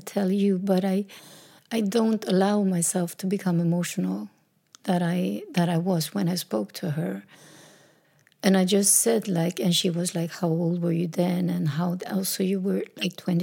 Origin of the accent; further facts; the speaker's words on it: Sweden; also born or lived in south of Sweden; We moved back to my hometown in a little small house.